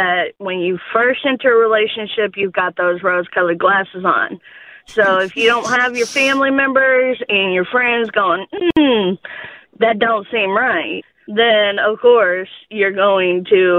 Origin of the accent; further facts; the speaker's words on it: Cape Girardeau, Missouri, United States; accent: southern; now in Milwaukee, United States; I'm originally from Southeast Missouri.